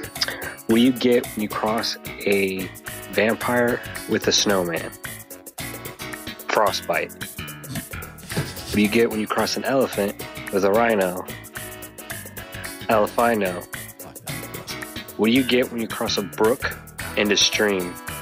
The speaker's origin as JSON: {"language": "English", "country": "United States", "said": "I'm from the States."}